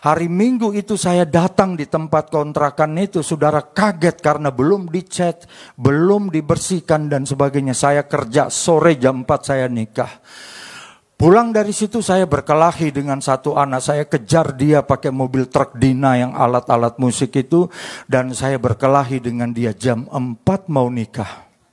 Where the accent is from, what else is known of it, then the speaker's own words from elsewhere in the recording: Manado, North Sulawesi, Indonesia; Istri saya Ambon, saya Menado. Istri saya sukanya makan papeda, sampai hari ini saya belum pernah makan papeda. Saya orang Menado, sukanya makan tikus sama kelelawar.